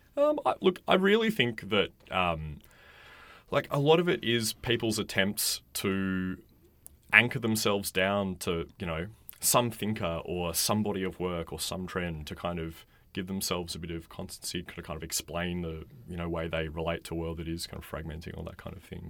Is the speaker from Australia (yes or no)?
yes; Australia; in this country